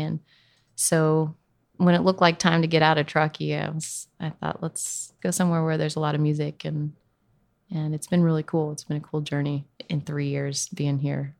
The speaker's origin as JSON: {"language": "English", "region": "Northern California", "country": "United States", "tie": "born or raised there", "said": "I grew up in California, in Northern California, kind of between Sacramento and Lake Tahoe."}